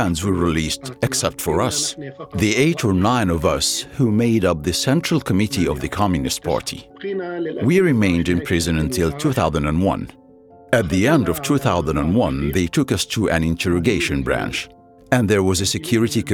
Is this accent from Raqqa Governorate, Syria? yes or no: yes; Raqqa, Raqqa Governorate, Syria; also born or lived in Damascus; I was born in 1958 in Arraqa